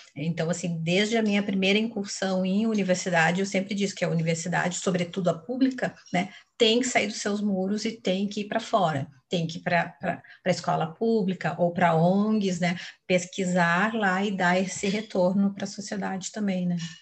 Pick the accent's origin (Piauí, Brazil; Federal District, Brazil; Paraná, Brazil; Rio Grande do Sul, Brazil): Rio Grande do Sul, Brazil; Porto Alegre; moved away as an adult; also born or lived in Brasília / São Paulo; eu sou porto-alegrense, né? Assim, me criei até os 25 anos, morava no Rio Grande do Sul